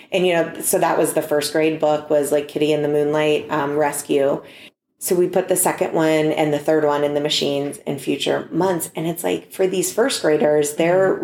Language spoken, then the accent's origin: English; Youngstown, Ohio, United States; now in Cleveland, United States; I'm from Youngstown